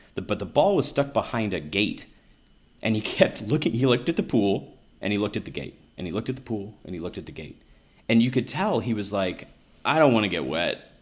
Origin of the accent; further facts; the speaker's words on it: Kentucky, United States; moved away; I grew up in Kentucky